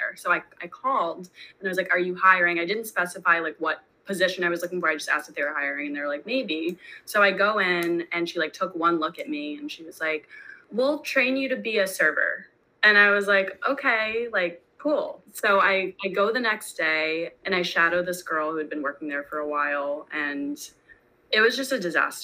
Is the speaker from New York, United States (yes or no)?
yes; New York, United States; I'm born and raised in New York.